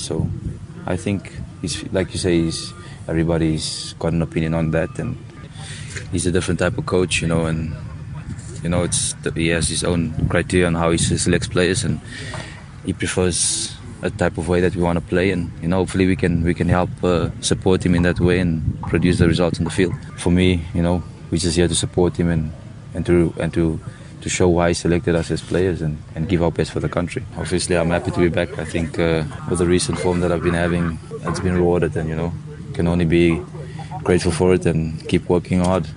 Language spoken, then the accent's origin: English; South Africa; as South African players